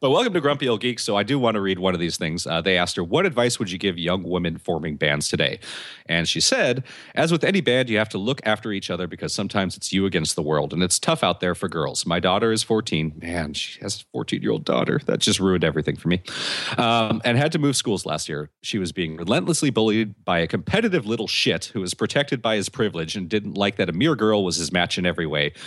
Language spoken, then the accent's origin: English; United States; I'm American